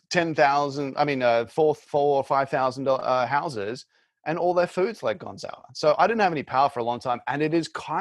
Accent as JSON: {"language": "English", "town": "Brisbane", "region": "Queensland", "country": "Australia", "also_born_or_lived": "Sydney", "moved": "yes", "said": "I lived in Sydney for about six, seven years, but I'm from Brisbane"}